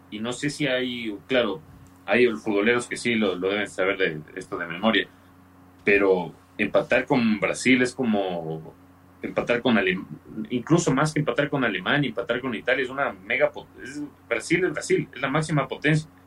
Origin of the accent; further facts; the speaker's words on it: Ecuador; Yo siempre que escuchaba a veces en la radio decir que no, que tenemos que, darnos cuenta que somos ecuatorianos, que no hay que aspirar a nada